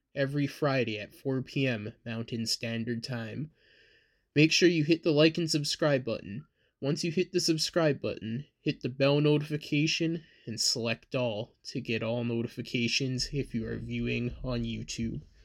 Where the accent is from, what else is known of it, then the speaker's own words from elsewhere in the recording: Canada; I am from Canada